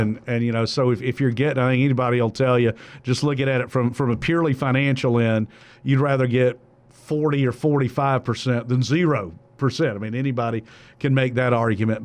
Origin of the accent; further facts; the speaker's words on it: South Georgia, United States; growing up in South Georgia